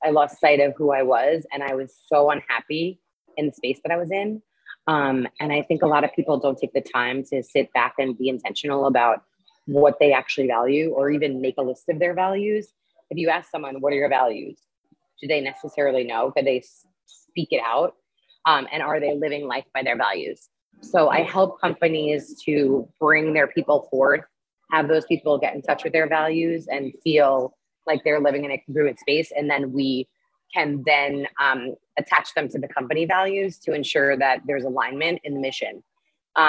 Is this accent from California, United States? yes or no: no; New York City, New York, United States; moved away as an adult; now in Lima, Peru; I'm from New York, and I grew my base in advertising technology in New York City for 13 years